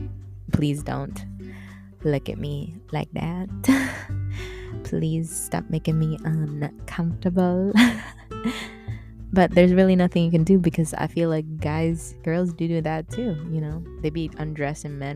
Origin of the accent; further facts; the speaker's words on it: Philippines; I'm Filipino